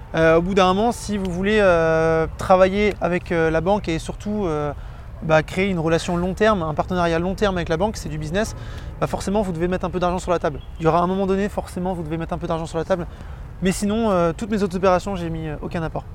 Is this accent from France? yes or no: yes; Vannes, Brittany, France; je suis de Vannes.